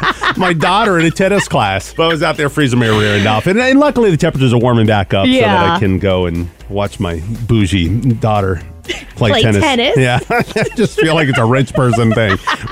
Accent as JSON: {"language": "English", "region": "Pacific Northwest", "country": "United States", "tie": "born or raised there", "moved": "yes", "said": "I grew up in the Pacific Northwest."}